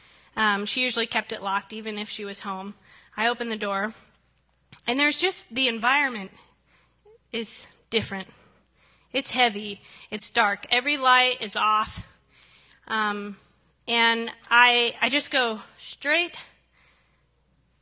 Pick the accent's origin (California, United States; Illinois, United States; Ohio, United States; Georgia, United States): Ohio, United States; moved away; I come from the great state of Ohio.